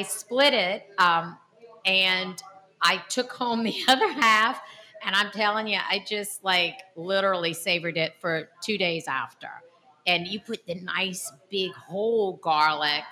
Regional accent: New Orleans, Louisiana, United States; we're from Greater New Orleans

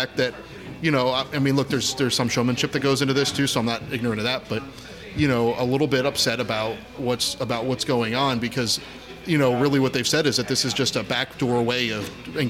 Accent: Upper Bucks County, Pennsylvania, United States; I grew up in Upper Bucks County.

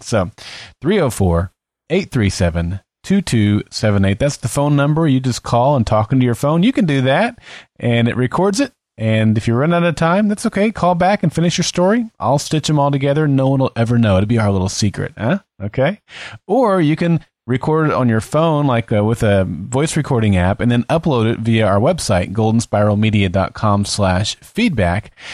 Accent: United States; the small town in which I grew up

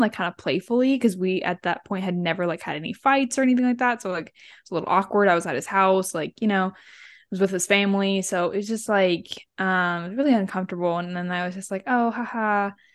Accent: Central California, United States; moved away as an adult; now in Ohio, United States; I grew up in Central California

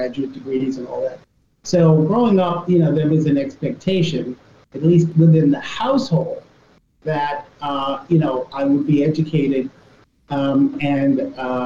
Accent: New York City, New York, United States; I grew up in Southeast Queens at a time when there were a number of African Americans

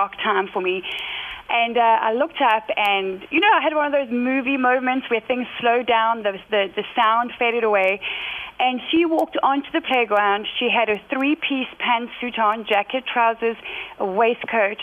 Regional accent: South Africa; moved away as an adult; also born or lived in United Kingdom; I was born and raised in South Africa, and then at 31 moved over to the UK, where we have been for about 15 years.

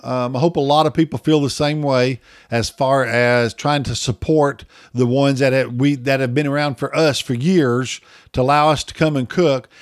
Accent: Oklahoma, United States; I'm from Oklahoma

